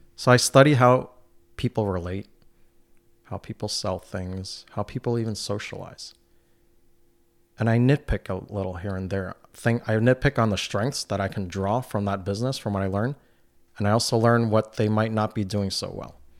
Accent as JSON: {"language": "English", "town": "New York City", "region": "New York", "country": "United States", "tie": "born or raised there", "also_born_or_lived": "Brooklyn", "moved": "yes", "lives_now": "North Country, United States", "said": "Growing up in New York City"}